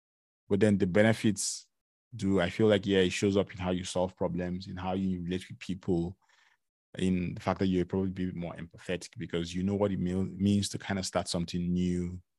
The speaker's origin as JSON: {"language": "English", "region": "Lagos", "country": "Nigeria", "moved": "yes", "lives_now": "Canada", "said": "I came from Lagos, Nigeria, where, you know, the weather is between 26, 27 degrees to like 31, 32, 33, you know?"}